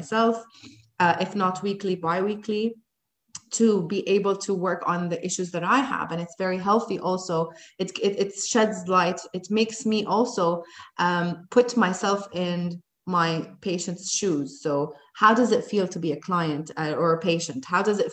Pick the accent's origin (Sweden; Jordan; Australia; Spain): Jordan; moved away as an adult; also born or lived in United States; now in Dubai, United Arab Emirates; I went back to Jordan, my home country